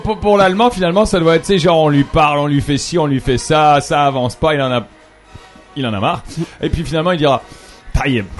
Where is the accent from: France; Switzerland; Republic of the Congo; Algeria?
France; also born or lived in Canada; now in Lebanon; je suis français